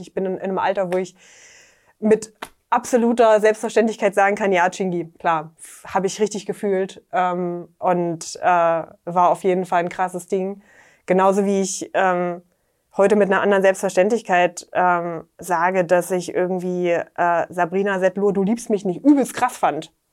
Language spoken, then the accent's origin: German; Dessau, Saxony-Anhalt, Germany; in meiner Heimatstadt in Dessau